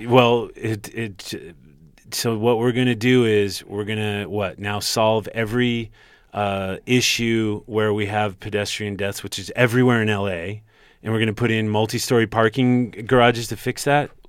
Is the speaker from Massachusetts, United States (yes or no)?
no; Los Angeles, California, United States; I grew up on Barham